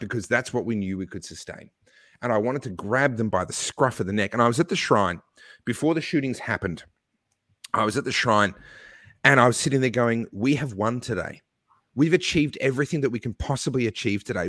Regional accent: Australia; my home country, whose passport I hold and where I've paid taxes all my life

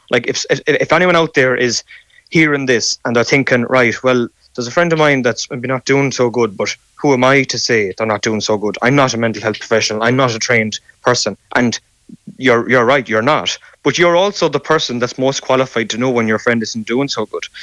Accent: Ireland; As Irish men, we

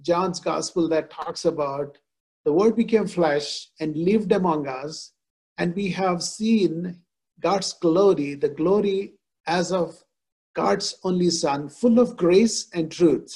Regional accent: India; moved away; I am born and brought up in India. So I grew up in a context where Hindus, Muslims, Christians, we all live together

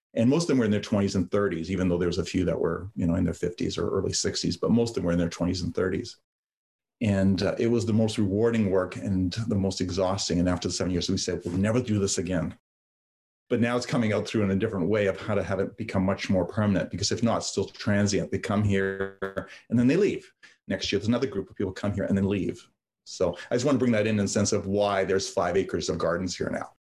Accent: London, Ontario, Canada; English is a second language; also born or lived in Yugoslavia; I grew up in London, Ontario

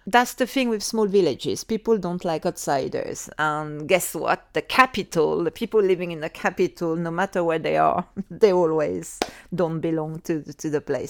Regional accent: Cruet, Auvergne-Rhône-Alpes, France; accent: Savoyard; English is a second language; moved away as an adult; also born or lived in Northern France / Médoc, France; now in London, United Kingdom; Describe my little village, what it was like.

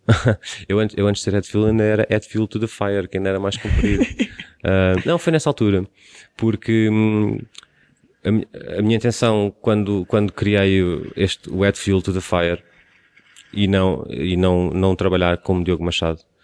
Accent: Cascais, Lisbon, Portugal; de mim como sendo de Cascais, estou na minha terra

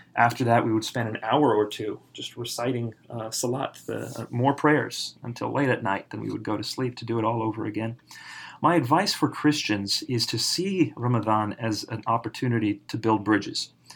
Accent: United States; I was raised in America

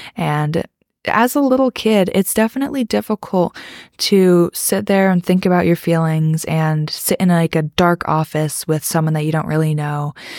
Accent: East Coast, United States; also born or lived in the South (US); I live in America on the East Coast, and I grew up mostly on the East Coast, but I did move to the South when I was in eighth grade

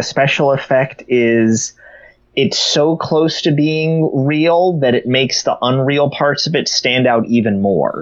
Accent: United States

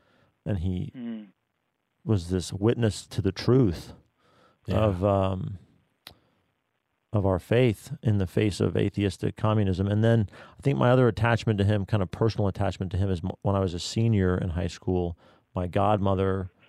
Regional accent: Denver, Colorado, United States; I didn't appreciate what I had in my hometown when he came to Denver for the first World Youth Day in 1993 when I was a senior in high school.

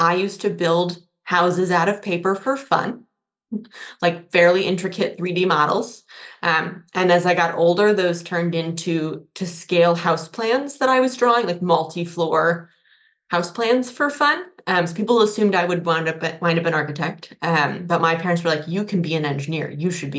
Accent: Colorado, United States; moved away as an adult; also born or lived in Pennsylvania / Madison, Wisconsin; now in Charlottesville, United States; So I was born and raised in Colorado. I grew up in the foothills, so in the eastern side of the state, just north of Denver.

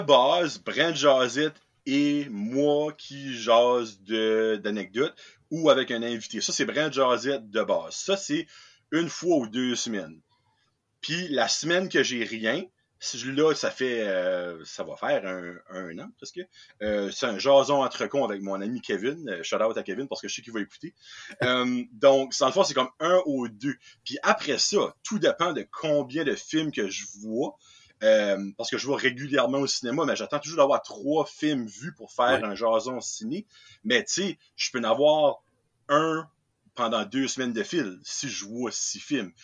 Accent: New Brunswick, Canada; accent: Acadian; Je viens du Nouveau-Brunswick, je suis un, un Acadien

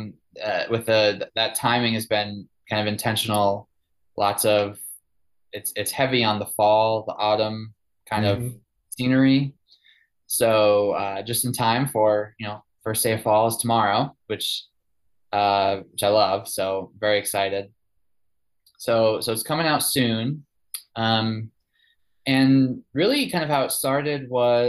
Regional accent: outside New York City, United States; moved away as an adult; also born or lived in Chicago / Cincinnati; now in Asheville, United States; I grew up outside New York City, then moved to Chicago, then Cincinnati

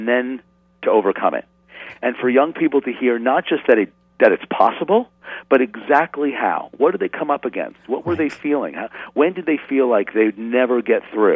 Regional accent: New York City, New York, United States; I grew up in New York City in the 70s, and then north of the city in the suburbs

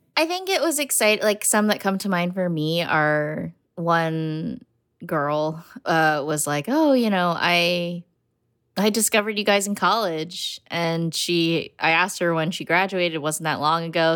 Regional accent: United States; I'm American

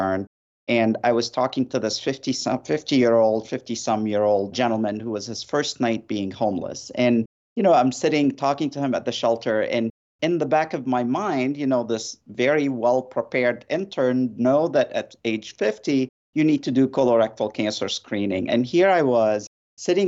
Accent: Lebanon; moved away; I grew up in Lebanon in the midst of a war

